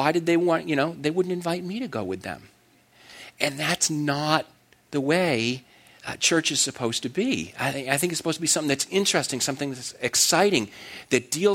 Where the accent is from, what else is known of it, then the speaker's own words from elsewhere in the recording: Connecticut, United States; I grew up in Connecticut